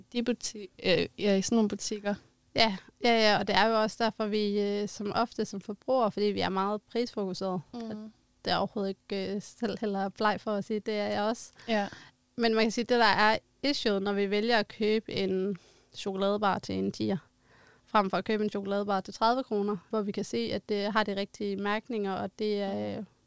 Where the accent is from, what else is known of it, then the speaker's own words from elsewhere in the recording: Denmark; vi som danskere